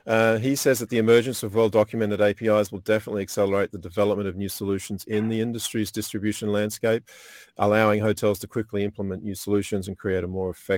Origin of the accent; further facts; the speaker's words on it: Australia; from Radisson Blu in Australia. So my hometown or my country.